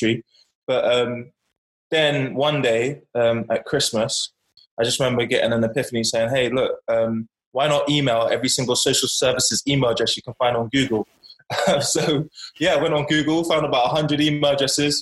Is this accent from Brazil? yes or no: no; Bournemouth, South West England, United Kingdom; also born or lived in Hackney, London; fostered in Bournemouth from 8 years old.